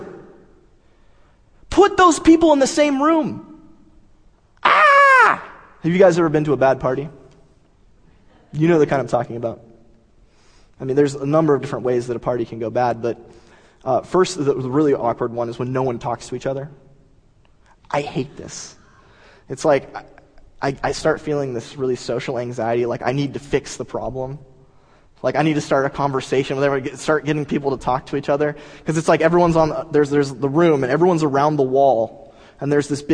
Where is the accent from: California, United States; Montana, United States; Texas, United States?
California, United States; Southern; I'm from Southern California.